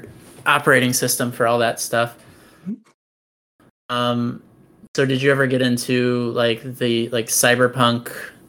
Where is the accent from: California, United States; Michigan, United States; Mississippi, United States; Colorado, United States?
Michigan, United States; I'm from Michigan. That's where I'm recording from.